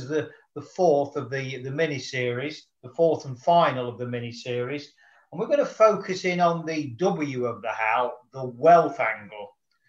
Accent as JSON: {"language": "English", "town": "Nottingham", "region": "East Midlands", "country": "United Kingdom", "tie": "born or raised there", "said": "my hometown in Nottingham, England."}